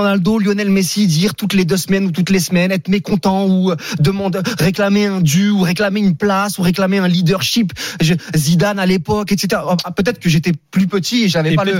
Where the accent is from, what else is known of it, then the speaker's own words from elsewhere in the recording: Saint-Denis, Île-de-France, France; je viens de Saint-Denis par exemple, tu vois, je viens du 93 comme lui